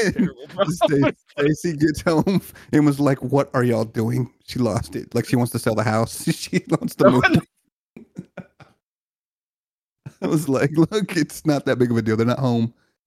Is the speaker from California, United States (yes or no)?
no; Louisiana, United States; Louisiana, bro.